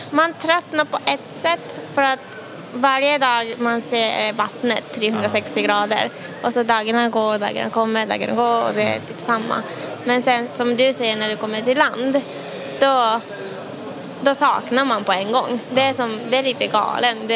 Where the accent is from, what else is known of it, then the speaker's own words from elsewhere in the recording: Japan; Swedish is a second language; now in Sweden; jag är från Japan och där segelbåt